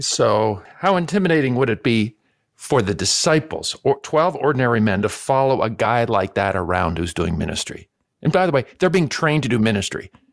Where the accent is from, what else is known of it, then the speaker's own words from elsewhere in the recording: Canada; Growing up in Canada